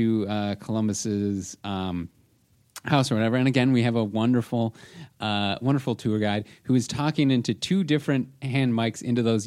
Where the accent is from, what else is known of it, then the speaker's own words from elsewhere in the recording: Toronto, Ontario, Canada; we're from Toronto.